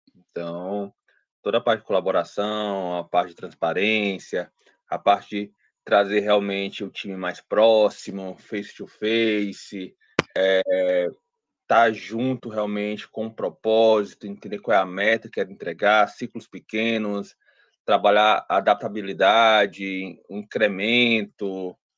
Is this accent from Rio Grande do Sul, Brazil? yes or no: no; Ceará, Brazil; sou aqui do Ceará, né? então cearense